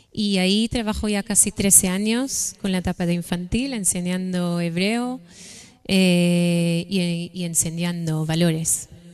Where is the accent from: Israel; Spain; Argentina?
Israel; moved away as an adult; nací en Israel, eh, mi familia está ahí.